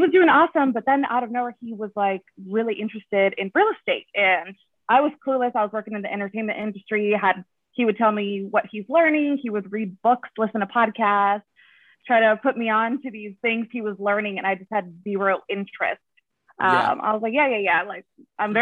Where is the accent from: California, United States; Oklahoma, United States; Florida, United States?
California, United States; Rancho Cucamonga; I'm from here, born and raised here in the IE, Rancho Cucamonga.